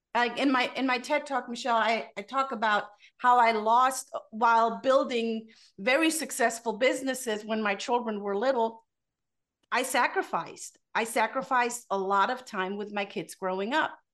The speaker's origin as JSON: {"language": "English", "country": "Germany", "tie": "born or raised there", "moved": "yes", "said": "born and raised in Germany"}